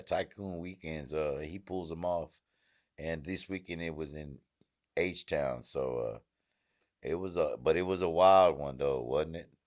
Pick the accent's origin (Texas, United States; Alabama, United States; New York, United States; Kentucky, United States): Texas, United States; Houston; I'm from Houston